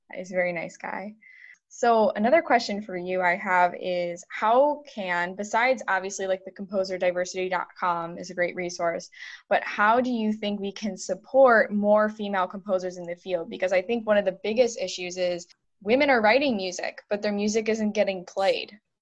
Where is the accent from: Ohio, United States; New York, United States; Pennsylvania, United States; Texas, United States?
New York, United States; Buffalo; I'm from the Buffalo area